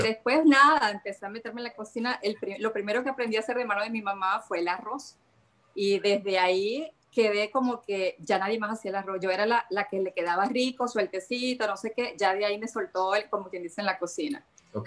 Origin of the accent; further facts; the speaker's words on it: La Cañada de Urdaneta, Zulia, Venezuela; now in Nordelta, Argentina; Yo soy del municipio autónomo La Cañada de Urdaneta, soy cañadera